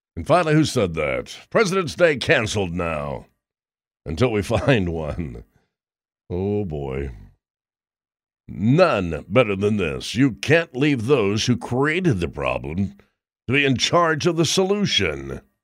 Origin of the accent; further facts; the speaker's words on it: Roanoke, Indiana, United States; I loved growing up in Roanoke, Indiana when I did.